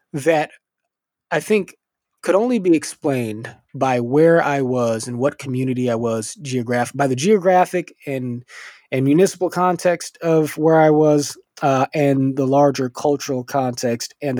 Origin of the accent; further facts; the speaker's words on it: Culver City, California, United States; I grew up in Culver City, California, which is a middle class, multicultural suburban city within LA County